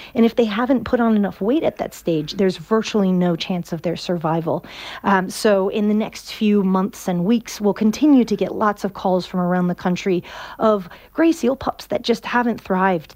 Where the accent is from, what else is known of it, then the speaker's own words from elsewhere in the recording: Virginia, United States; moved away as an adult; now in Ireland; I'm from Virginia. Uh, I've been living here for about six years, and I have not picked up an Irish accent yet